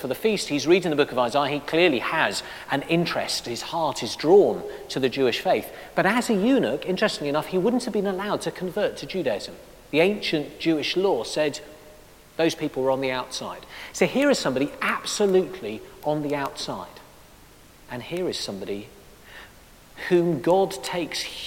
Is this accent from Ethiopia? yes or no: yes; Addis Ababa, Ethiopia; I was born in Addis Ababa